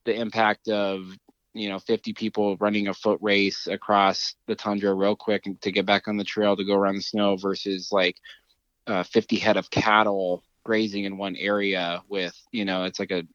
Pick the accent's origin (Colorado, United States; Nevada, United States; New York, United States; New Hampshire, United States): Colorado, United States; Durango; where I'm from here in Colorado, where I grew up outside of Durango